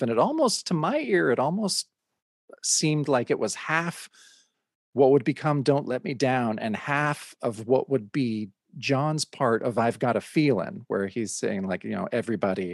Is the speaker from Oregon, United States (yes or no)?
yes; Mount Hood, Oregon, United States; we lived in a little trailer on the on uh, a mountain here in Oregon called Mount Hood